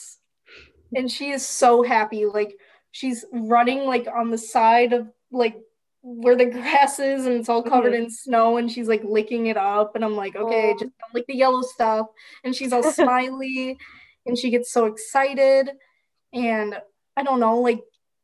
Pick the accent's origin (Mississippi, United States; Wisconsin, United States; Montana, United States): Wisconsin, United States; I'm from Wisconsin